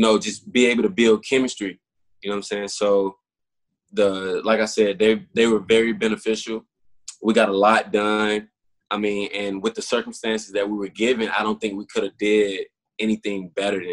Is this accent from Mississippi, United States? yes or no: yes; Bassfield, Mississippi, United States; moved away as an adult; now in Houston, United States; my hometown, Bassfield, Mississippi